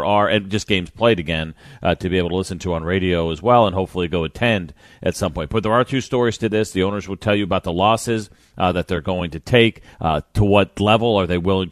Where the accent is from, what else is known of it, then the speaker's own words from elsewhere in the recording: New York, United States; growing up in New York